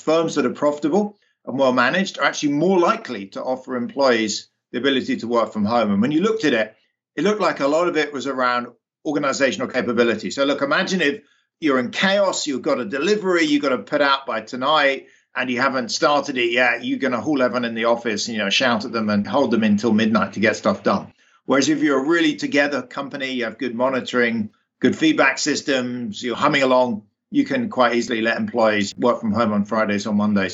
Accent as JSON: {"language": "English", "region": "London", "country": "United Kingdom", "tie": "born or raised there", "moved": "yes", "said": "I grew up, you can probably tell from my accent, in the UK, in London"}